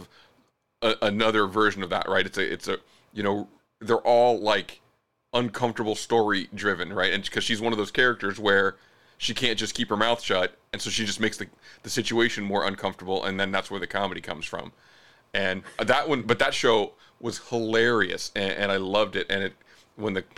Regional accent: Southern California, United States; I'm from Southern California

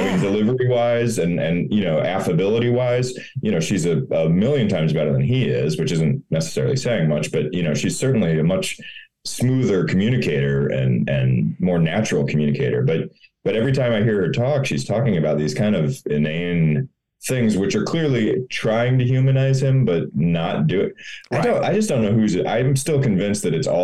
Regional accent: Florida, United States; moved away; also born or lived in Missouri / Chicago; I grew up in Florida

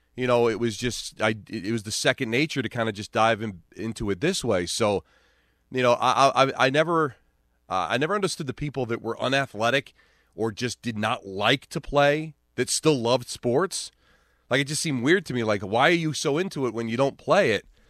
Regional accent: Hawthorne, New Jersey, United States; a community like North Jersey where I grew up in Hawthorne

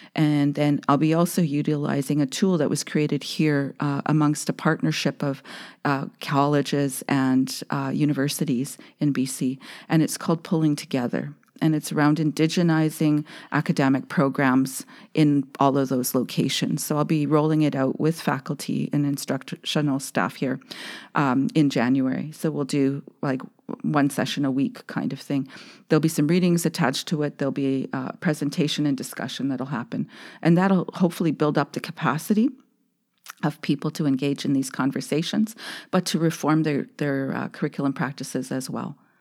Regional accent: Saskatoon, Saskatchewan, Canada; a middle-class Indian growing up in Saskatoon

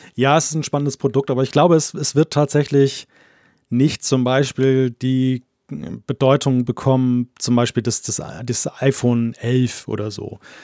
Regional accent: Germany; komme ja nun aus dem Datenschutzland Deutschland.

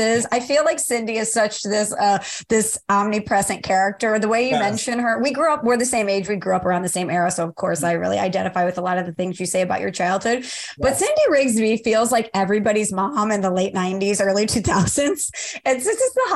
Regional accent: Midwest, United States; I'm from the Midwest

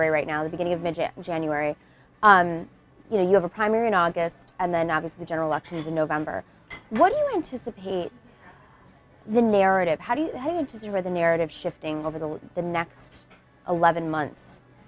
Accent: Buffalo, New York, United States; I'm from Buffalo

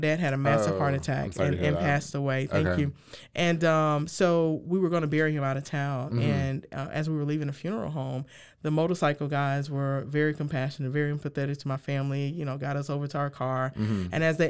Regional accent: Houston, Texas, United States; now in Waco, United States; I grew up in Sunnyside. If you look at Sunnyside right now in Houston, for the past several years, it's been on the top 10 list for one of the most dangerous neighborhoods.

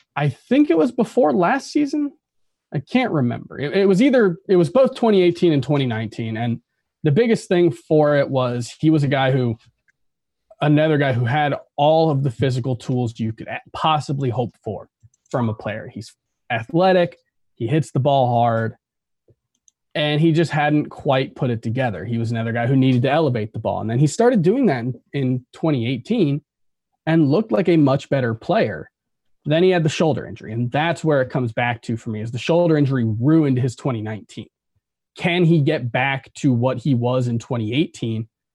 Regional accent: South Florida, United States; we're both from South Florida

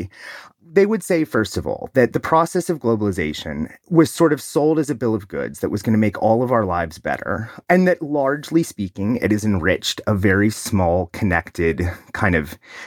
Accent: Ohio, United States; my home state of Ohio

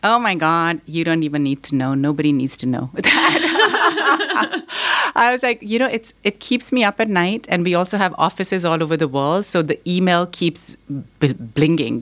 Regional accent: Pakistan; also born or lived in Boston, United States; now in United States; I was born here in Boston, but I grew up in Pakistan.

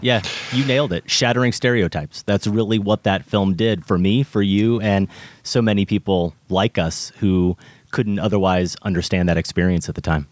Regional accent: Iowa, United States; my home state of Iowa

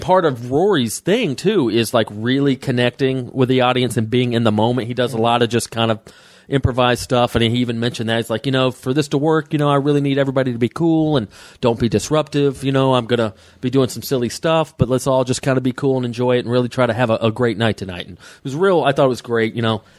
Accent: Atlanta, Georgia, United States; Atlanta, my hometown.

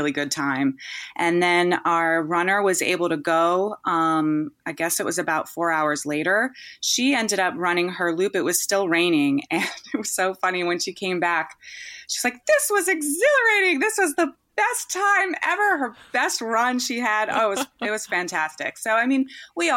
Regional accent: East Coast, United States; now in California, United States; Even though I grew up on the East Coast, I live in California now

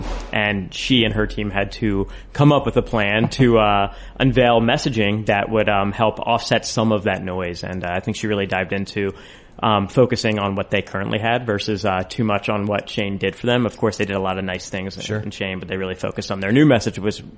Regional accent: Philadelphia, Pennsylvania, United States; I'm from Philadelphia.

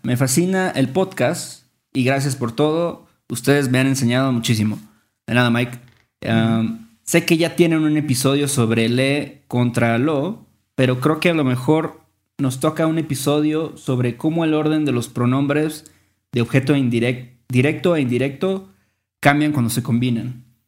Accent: Mexico; expresiones que usamos en México, porque pues somos de México

